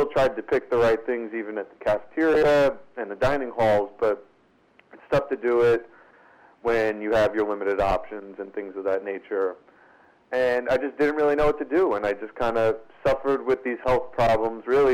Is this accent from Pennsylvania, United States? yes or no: no; New York City, New York, United States; I'm from Brooklyn, New York. And both of my parents were kind of born and raised here